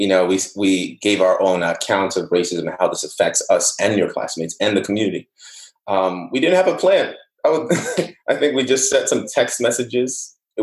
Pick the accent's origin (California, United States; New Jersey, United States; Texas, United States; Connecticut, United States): New Jersey, United States; Newark; also born or lived in Nigeria / Irvington, New Jersey / Union, New Jersey; I grew up in Newark and Irvington, then I moved to suburbs of Union.